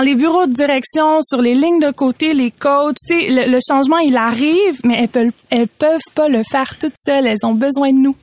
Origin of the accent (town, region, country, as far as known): Quebec, Canada